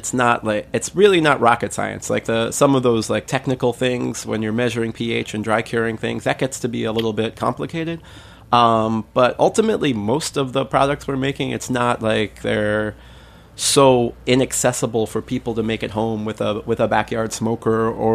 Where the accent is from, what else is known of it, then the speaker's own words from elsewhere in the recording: New York City, New York, United States; I grew up in Bensonhurst in Brooklyn